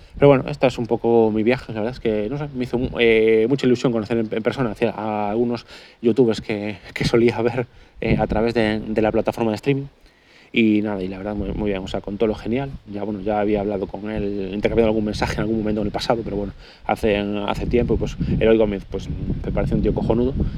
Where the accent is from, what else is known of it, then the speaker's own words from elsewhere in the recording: Galicia, Spain; soy gallego